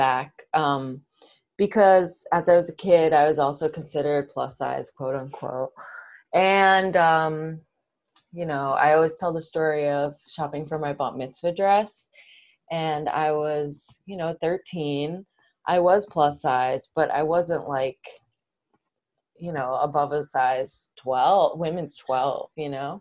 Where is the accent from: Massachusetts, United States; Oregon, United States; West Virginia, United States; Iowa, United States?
Massachusetts, United States; Brookline; I grew up in Brookline, Massachusetts, which is a suburb right outside of Boston